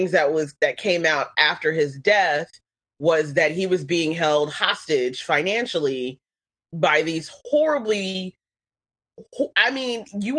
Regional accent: the South, United States; Plus, you know, I'm from the South.

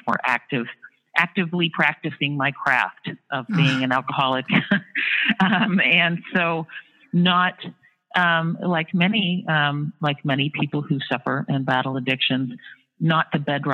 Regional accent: Sarnia, Ontario, Canada; moved away as an adult; also born or lived in Toronto, Ontario, Canada; now in New York City, United States; I was born in Sarnia, Ontario, Canada, went to school in Toronto.

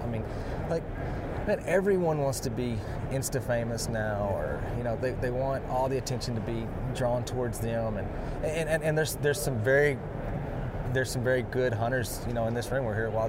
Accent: Texas, United States; I did. I'm still growing up in Texas.

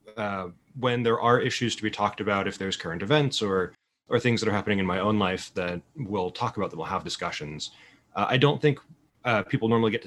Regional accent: Provo, Utah, United States; I grew up in Provo, Utah

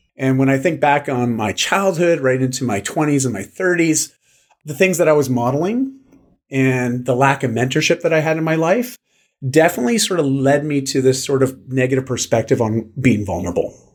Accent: Canada; I'm Canadian

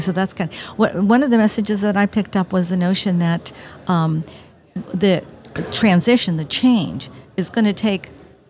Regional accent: Huntington Beach, California, United States; moved away; also born or lived in Oceanside, California; I grew up in Oceanside and then Huntington Beach

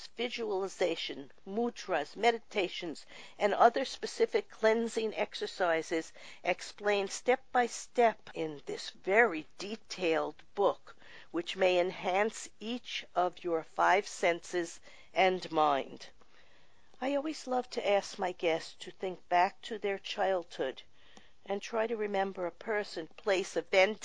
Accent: New York, United States; I grew up in New York

